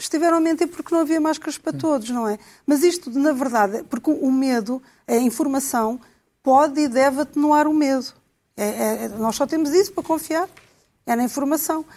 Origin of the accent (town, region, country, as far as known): Portugal